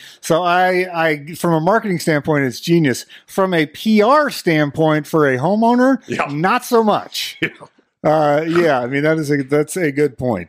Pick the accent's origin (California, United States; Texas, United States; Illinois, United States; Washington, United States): Washington, United States; born there; Like, I was born in Washington, moved away, and then came back.